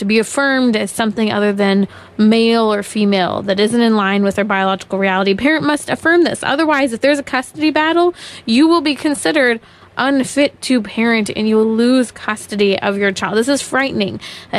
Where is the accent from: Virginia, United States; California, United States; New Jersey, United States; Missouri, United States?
California, United States; moved away as an adult; it's my home state. It's where my family is. It's where I've been born and raised